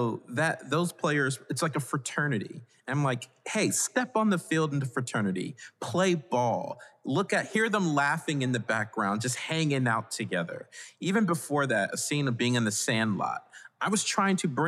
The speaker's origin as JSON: {"language": "English", "area": "Hampton Roads", "region": "Virginia", "country": "United States", "tie": "born or raised there", "said": "I'm from Virginia. I was raised in Hampton Roads, which is about 30 minutes out from Williamsburg, Virginia."}